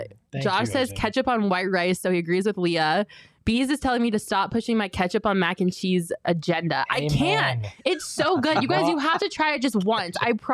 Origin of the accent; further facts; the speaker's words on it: Colorado, United States; I'm saving DNVR because I'm from Colorado, so DNVR gets to stay on the island.